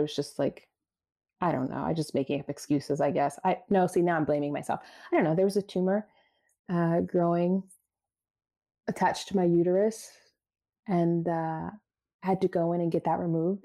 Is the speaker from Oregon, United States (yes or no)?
no; Baltimore, Maryland, United States; I became a social studies teacher right out of college in my hometown, Baltimore City